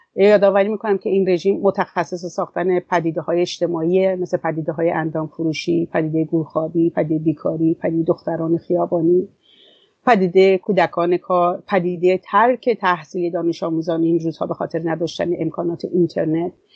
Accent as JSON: {"language": "Persian", "country": "Iran", "said": "وطنم ایران"}